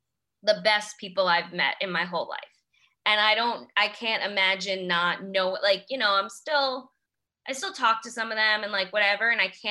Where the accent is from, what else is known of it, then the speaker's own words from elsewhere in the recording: New York City, New York, United States; I am from Queens. I grew up in Queens.